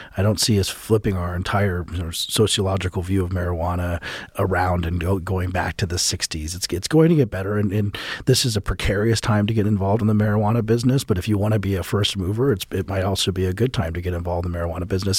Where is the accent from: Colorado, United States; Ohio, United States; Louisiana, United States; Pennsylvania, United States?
Colorado, United States; Colorado, which is my home state